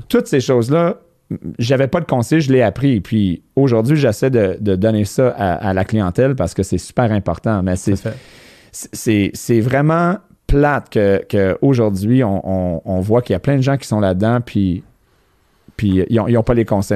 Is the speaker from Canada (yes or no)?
yes; Montreal, Quebec, Canada; moved away as an adult; les, gens du West Island ont une certaine réputation, mais à ma défense, à, 24 ans, je suis parti du West End, je voulais rien savoir, puis je suis jamais retourné